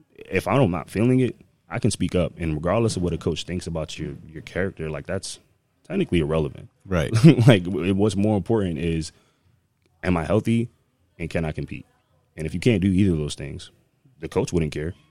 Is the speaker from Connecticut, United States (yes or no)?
yes; Connecticut, United States; moved away; also born or lived in Maryland; I'm actually from Connecticut, um, born and raised